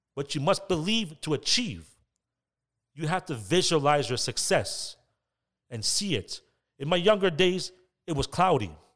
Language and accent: English; Toronto, Ontario, Canada; growing up in Scarborough, I had hardships, I had ups and downs. I grew up in an area called Glamorgan.